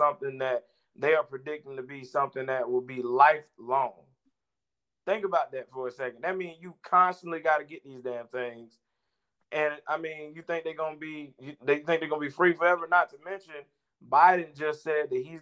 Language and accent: English; South Georgia, United States; I'm from South Georgia